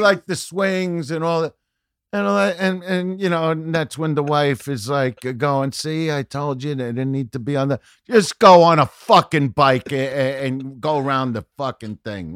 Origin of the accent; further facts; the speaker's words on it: New York City, New York, United States; moved away; I'm from Brooklyn